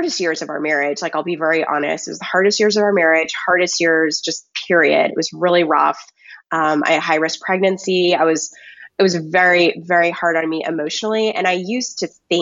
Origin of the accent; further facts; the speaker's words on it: Texas, United States; moved away as an adult; also born or lived in Washington, District of Columbia, United States / coastal Virginia; we're both from Texas, me and my husband